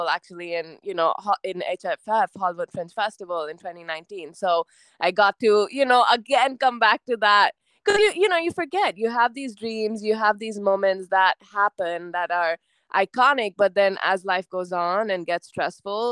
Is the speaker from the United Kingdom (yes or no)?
no; India; moved away as an adult; also born or lived in United States; I'm Indian, but at this point, I also kind of identify with a lot of American traits